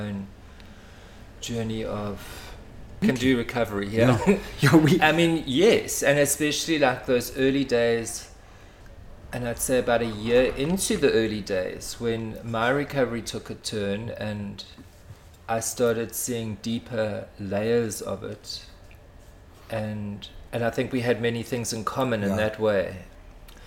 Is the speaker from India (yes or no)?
no; Pietermaritzburg, KwaZulu-Natal, South Africa; now in Cape Town, South Africa; I was born in Pietermaritzburg.